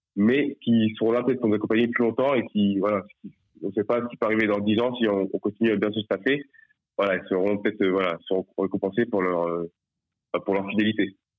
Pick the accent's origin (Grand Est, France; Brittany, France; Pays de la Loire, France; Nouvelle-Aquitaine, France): Pays de la Loire, France; Nantes; now in Nice, France; je suis nantais à la base